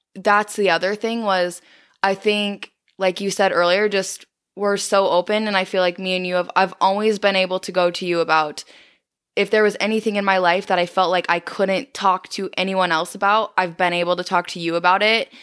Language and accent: English; South Dakota, United States; growing up in South Dakota, like, it's small and I feel like everyone knows everyone